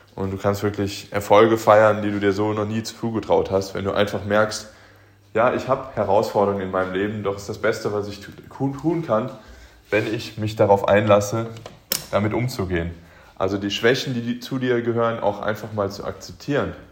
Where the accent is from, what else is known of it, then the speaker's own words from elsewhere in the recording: Aachen, North Rhine-Westphalia, Germany; moved away; in meiner Heimatstadt, ich komme ursprünglich aus Aachen